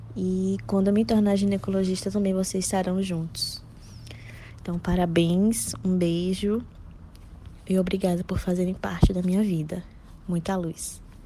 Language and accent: Portuguese; Salvador, Bahia, Brazil; sou de Salvador, Bahia